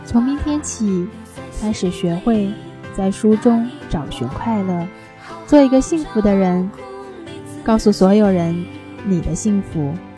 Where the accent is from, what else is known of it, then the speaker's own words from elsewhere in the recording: China; 我们中国人